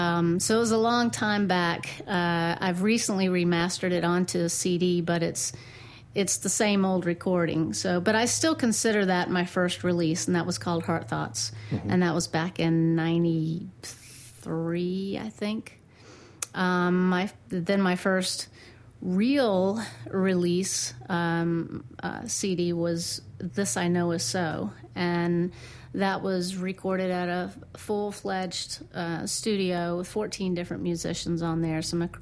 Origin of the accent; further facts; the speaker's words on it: Raleigh, North Carolina, United States; also born or lived in Alabama / Mount Gilead; I was born in Alabama and lived there for 3 months, so I don't remember much about that. Came to Mount Gilead right after that, so I stayed here with my family until I was 3 years old, and it was after that time that we moved on to Raleigh